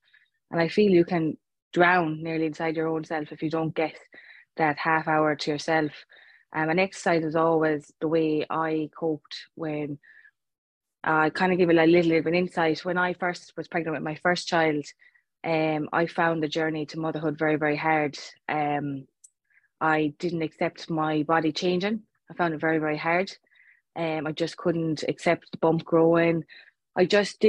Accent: Clare, Munster, Ireland; moved away; I'm actually originally from Clare

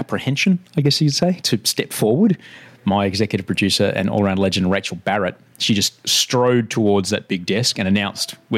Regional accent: Queensland, Australia; now in Sydney, Australia; I grew up in Queensland

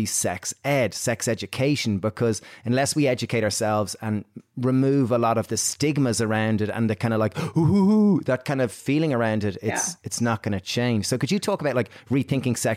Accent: Ireland; growing up in Ireland, where the Catholic Church was very prevalent back then

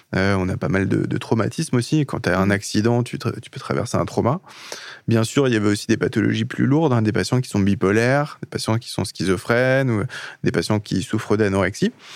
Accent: Le Mans, Pays de la Loire, France; je suis du Mans

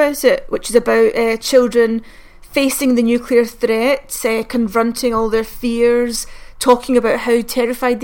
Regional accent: Glasgow, Scotland, United Kingdom; me in Glasgow in the 80s

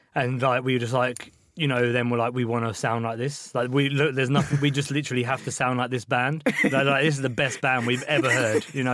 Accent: Ashford, South East England, United Kingdom; also born or lived in Liverpool; I grew up in Ashford, which is just like a pretty shit town

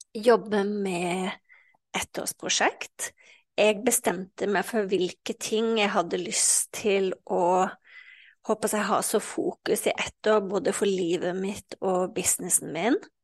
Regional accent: Western Norway, Norway; jeg vokste jo opp eh, eh, på Vestlandet

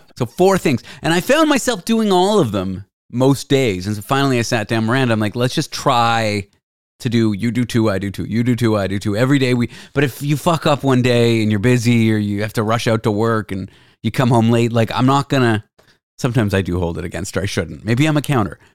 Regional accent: Toronto, Ontario, Canada; Growing up in Toronto

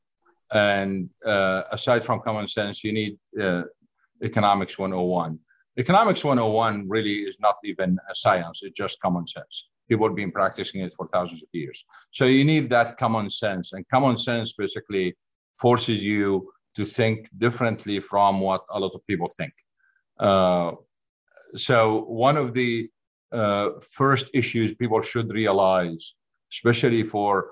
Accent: Saudi Arabia; moved away as an adult; also born or lived in Syria / Oklahoma, United States / Colorado, United States; now in Ohio, United States; I was born in Syria, moved to Saudi Arabia, grew up in Saudi Arabia, got my undergrad in Saudi Arabia, then moved to the great country of Oklahoma in the United States.

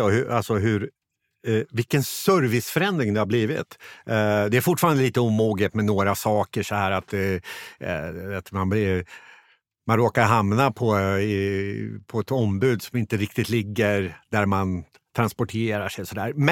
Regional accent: Motala, Östergötland, Sweden; Jag själv är från eh, Motala och när jag, är hemma i Motala och tittar liksom hur det ser ut, det är ganska mycket tomma eh, butiker

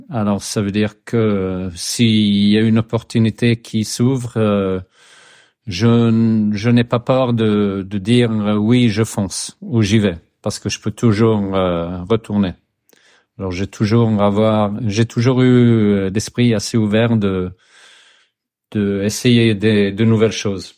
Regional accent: Sweden; French is a second language; je suis suédois, j'habite euh, dans, dans l'archipel de Stockholm

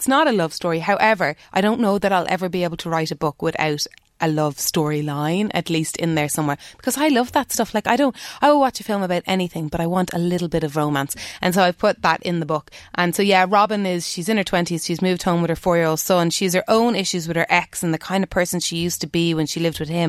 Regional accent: Dublin, Leinster, Ireland; the road I grew up on in Dublin

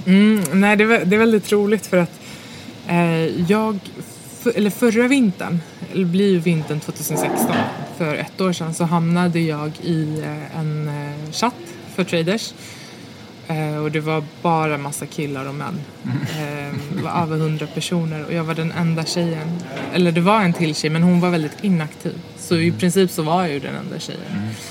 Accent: Botkyrka, Stockholm County, Sweden; jag är uppväxt i Stockholmsförorten Fittja

